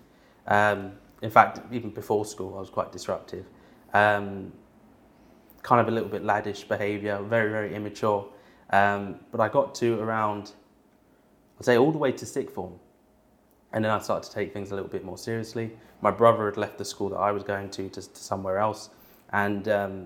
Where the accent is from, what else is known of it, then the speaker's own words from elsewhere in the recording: Bushey, East of England, United Kingdom; also born or lived in London; I was born in London, in Westminster, but I grew up in an area called Bushey